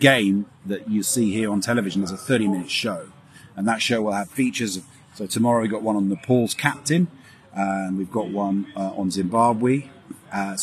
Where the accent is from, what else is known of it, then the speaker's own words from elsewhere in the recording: London, United Kingdom; I'm from London, born and bred.